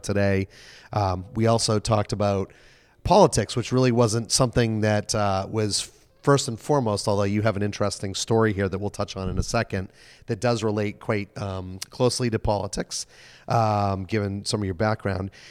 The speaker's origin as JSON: {"language": "English", "region": "New England", "country": "United States", "said": "from New England"}